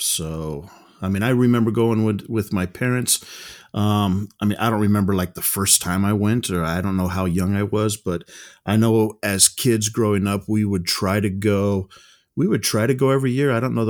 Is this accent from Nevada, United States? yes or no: yes; Las Vegas, Nevada, United States; Like I said, I'm from Las Vegas, and I don't know. I guess that's it.